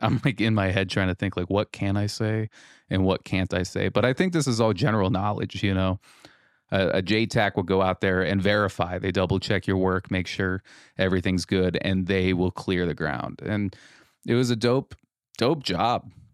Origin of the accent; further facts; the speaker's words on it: Rogue River, Oregon, United States; moved away as an adult; now in Mason City, United States; my home of Rogue River, Oregon